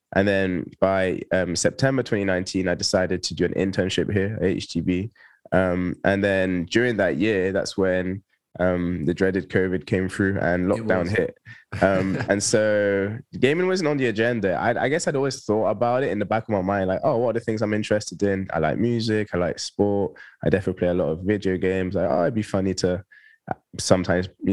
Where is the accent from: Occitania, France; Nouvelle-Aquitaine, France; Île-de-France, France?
Occitania, France; Toulouse; moved away as an adult; also born or lived in Bristol; now in London, United Kingdom; I was born in Bristol, but I actually grew up in the south of France in a little city called Toulouse. So I moved there when I was 3 with my family